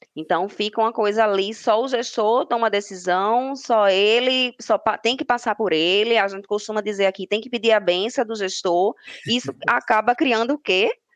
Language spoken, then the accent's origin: Portuguese; Recife, Pernambuco, Brazil; Sou de Recife, Pernambuco